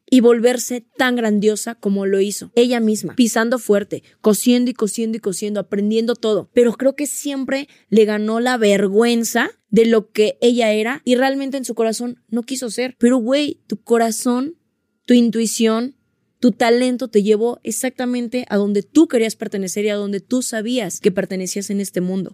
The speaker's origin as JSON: {"language": "Spanish", "country": "Mexico", "said": "nos pasa mucho como mexicanos"}